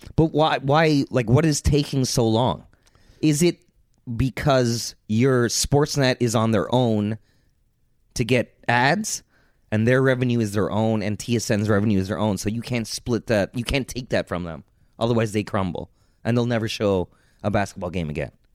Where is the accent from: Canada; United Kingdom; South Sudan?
Canada; I'm Canadian